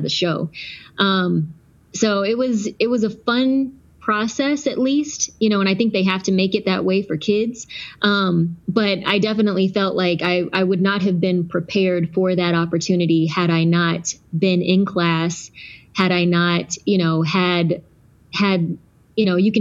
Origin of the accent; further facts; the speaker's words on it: Texas, United States; also born or lived in Georgia; I was born in Georgia, and we relocated to Texas when I was about 5 years old